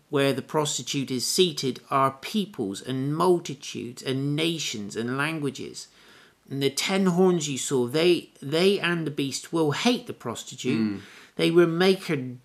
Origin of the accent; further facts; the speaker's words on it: United Kingdom; I was born in Britain. I'm very grateful for my upbringing